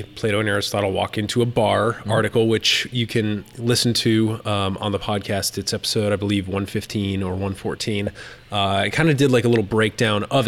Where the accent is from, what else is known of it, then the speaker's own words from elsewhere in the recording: Massachusetts, United States; I'm from Massachusetts